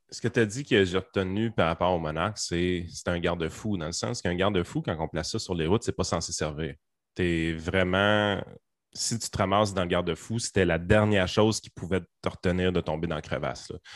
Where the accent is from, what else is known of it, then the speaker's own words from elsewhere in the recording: Quebec, Canada; on est québécois